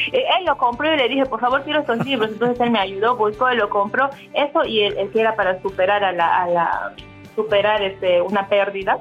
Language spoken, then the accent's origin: Spanish; Peru; moved away as an adult; now in Dubai, United Arab Emirates; regresé a mi país, regresé a Perú